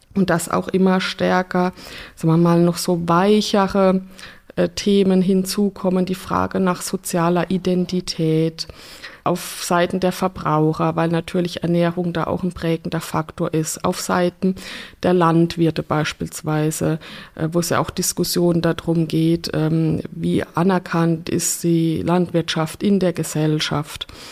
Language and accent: German; Rhineland-Palatinate, Germany; Ich komme ja aus der Pfalz